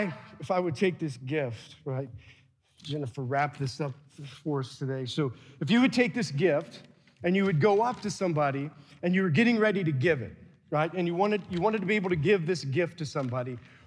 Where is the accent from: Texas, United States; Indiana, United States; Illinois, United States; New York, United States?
Indiana, United States; Adams Central; we had cousins from South Adams, and we're from Adams Central